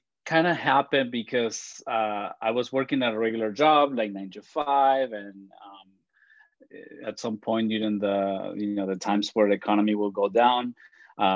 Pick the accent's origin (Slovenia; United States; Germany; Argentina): Argentina; first language Spanish; English is a second language; now in Toronto, Canada; I was born in Argentina. My parents were Italian. They came when they were very, very young. And so I don't speak Italian. I speak Spanish. That's why you hear my accent.